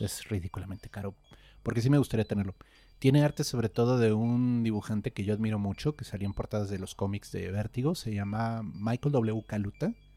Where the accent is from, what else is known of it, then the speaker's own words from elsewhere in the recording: Querétaro, Mexico; yo crecí en Querétaro